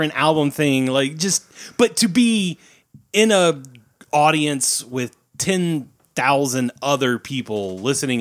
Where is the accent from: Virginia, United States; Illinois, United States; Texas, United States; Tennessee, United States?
Tennessee, United States; We're from Tennessee.